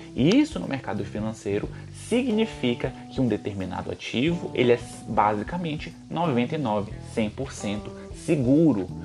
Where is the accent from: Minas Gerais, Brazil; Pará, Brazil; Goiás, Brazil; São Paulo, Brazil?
Pará, Brazil; Belém; eu sou de Belém